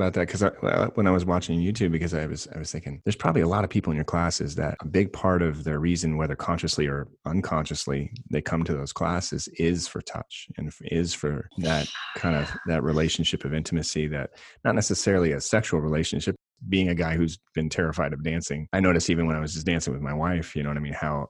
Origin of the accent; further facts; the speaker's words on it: Alaska, United States; also born or lived in Hawaii; I'm from Alaska and Hawaii.